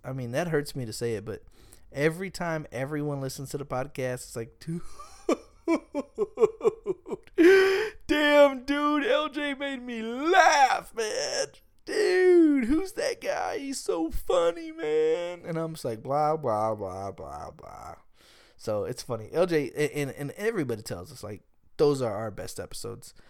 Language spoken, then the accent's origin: English; Smithville, Texas, United States; I'm from Smithville, Texas, man. Smithville, Texas, man. We have about thirty-five hundred people in the whole town.